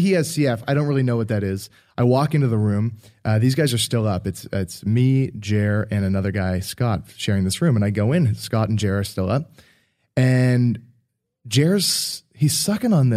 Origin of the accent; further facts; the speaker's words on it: Halifax, Nova Scotia, Canada; we grew up in Halifax